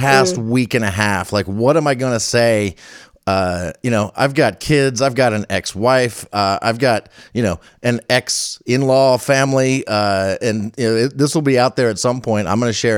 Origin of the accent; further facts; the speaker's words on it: Northern Virginia, United States; I grew up in Northern Virginia